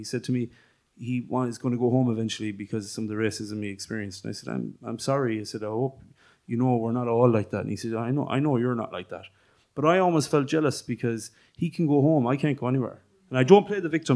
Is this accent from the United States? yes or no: no; Ireland; we all recognize ourselves, I presume, anyway, as Irish travellers